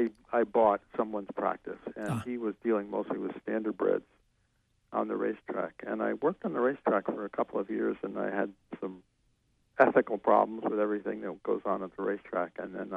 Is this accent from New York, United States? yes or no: yes; outside of New York City, United States; moved away as an adult; now in Maine, United States; I was brought up outside of New York City